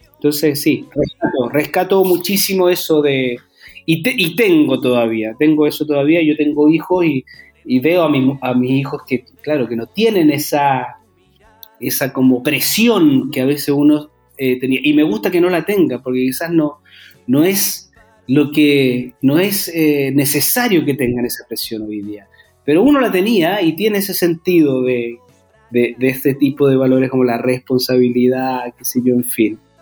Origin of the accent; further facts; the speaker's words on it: Santiago, Santiago Metropolitan Region, Chile; yo soy de Santiago